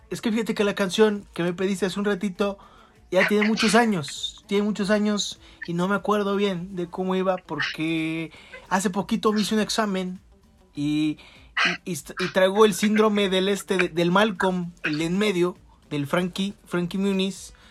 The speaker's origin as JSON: {"language": "Spanish", "region": "Jalisco", "country": "Mexico", "tie": "born or raised there", "said": "Yo nací aquí en Jalisco. Yo soy de, del norte de Jalisco. Por eso mis chinos güeros..."}